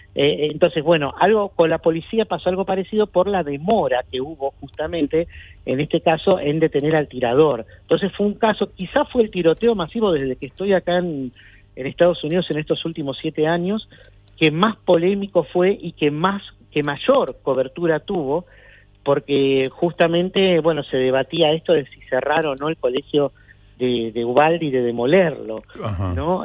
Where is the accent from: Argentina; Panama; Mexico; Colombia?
Argentina; now in Atlanta, United States; somos argentinos